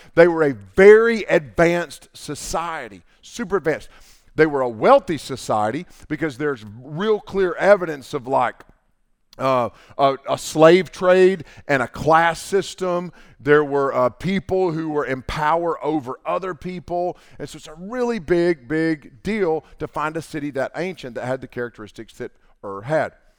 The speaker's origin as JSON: {"language": "English", "town": "Canton", "region": "North Carolina", "country": "United States", "tie": "born or raised there", "said": "I grew up in Haywood County, and, uh, when I was growing up, that was a mill town."}